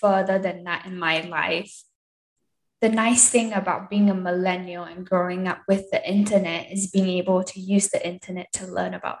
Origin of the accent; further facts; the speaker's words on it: Singapore; also born or lived in Seattle, Washington, United States; now in Utah, United States; I'm originally from Singapore, born and raised.